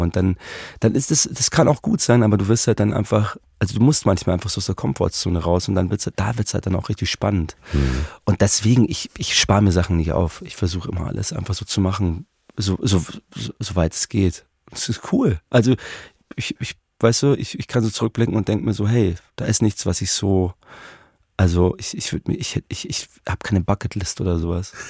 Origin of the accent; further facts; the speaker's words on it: Munich, Bavaria, Germany; ich bin in München geboren und so, aber man wird ja auch noch, ich bin auch noch Österreicher